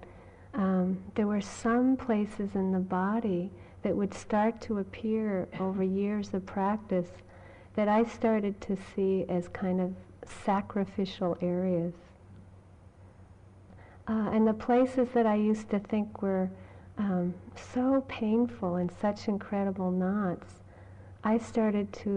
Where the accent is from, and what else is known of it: Massachusetts, United States; born or raised there